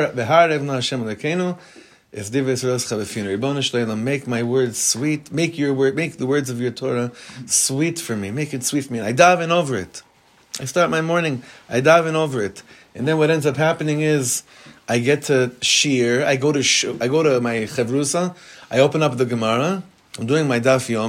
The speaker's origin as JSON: {"language": "English", "town": "Hollywood", "region": "California", "country": "United States", "tie": "born or raised there", "said": "I'm used to Hollywood. I grew up in Hollywood."}